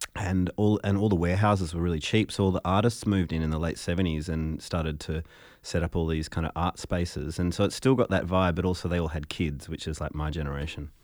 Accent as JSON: {"language": "English", "town": "Fremantle", "region": "Western Australia", "country": "Australia", "tie": "born or raised there", "said": "growing up in Fremantle as a musician"}